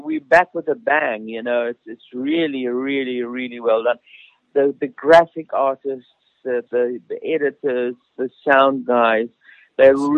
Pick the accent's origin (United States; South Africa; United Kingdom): South Africa; Pretoria, Gauteng; moved away; we are in Pretoria, of all places. I've gone back to my hometown